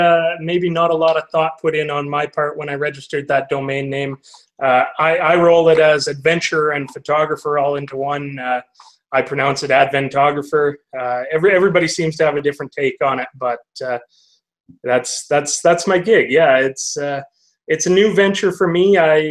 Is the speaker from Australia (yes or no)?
no; Canada; I'm Canadian. It's English and French here, right?